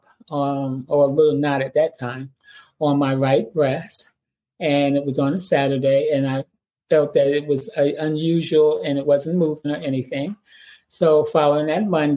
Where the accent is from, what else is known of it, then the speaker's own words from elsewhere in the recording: New York City, New York, United States; moved away as an adult; also born or lived in Boston, Massachusetts; I am from Far Rockaway Beach, New York, a small town in New York City, one of the five boroughs. Nice little town. Everybody knew everybody's neighbor